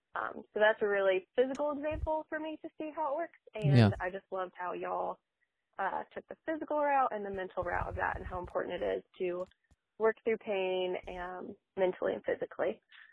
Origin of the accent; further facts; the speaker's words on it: Florida, United States; I am from Florida, and I'm a physical therapist